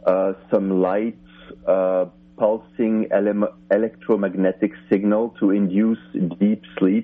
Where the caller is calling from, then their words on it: Finland; I'm calling you from way, way far away. I'm calling you from Finland in Europe.